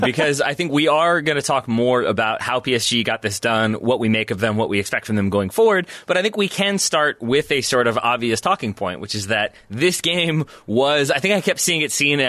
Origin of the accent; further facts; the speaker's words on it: United States; as an American